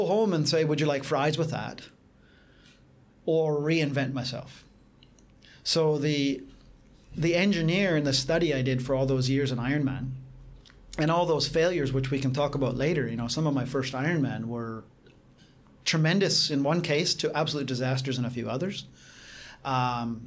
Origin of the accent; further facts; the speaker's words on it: Canada; moved away; also born or lived in Asia; I'm being Caucasian Canadian from a cold country